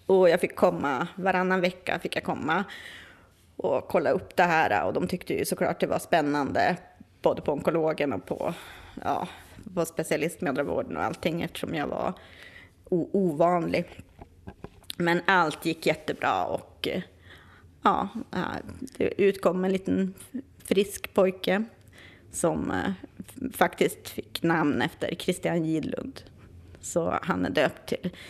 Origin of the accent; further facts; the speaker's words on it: Västerbotten County, Sweden; Och där jag är ifrån eh, ovanför Umeå, där finns det liksom inte så mycket sånt.